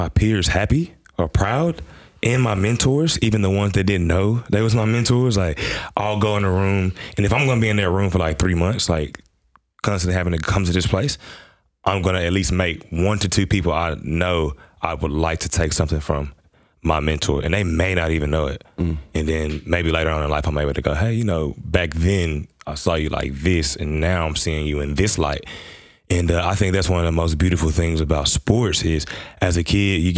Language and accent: English; Memphis, Tennessee, United States; moved away as an adult; now in Adelaide, Australia; I'm from Memphis, Tennessee. Born and raised out of the South of America.